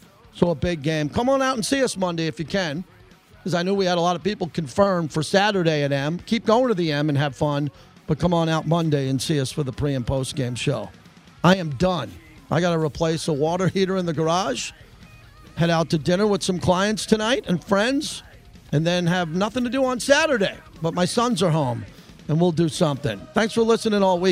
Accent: New York, United States; moved away; I grew up in New York

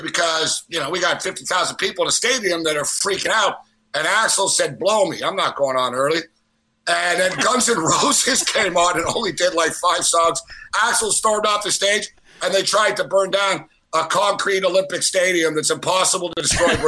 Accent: Montreal, Quebec, Canada; moved away; I grew up in Montreal, all right? I haven't lived in Montreal in a while

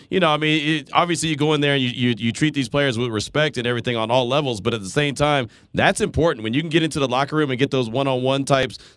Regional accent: Texas, United States; you know we came from Texas, so she always

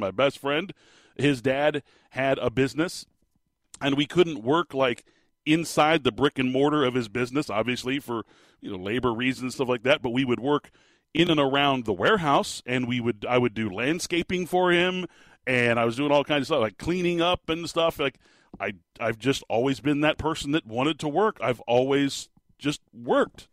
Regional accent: Phoenix, Arizona, United States; also born or lived in Tucson, Arizona; I've lived in the state of Arizona my entire life

